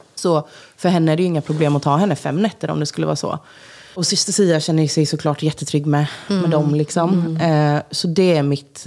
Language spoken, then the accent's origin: Swedish; Jönköping, Jönköping County, Sweden; moved away as an adult; now in Stockholm, Sweden; jag har alltså, jättemycket barndomskompisar hemma i Jönköping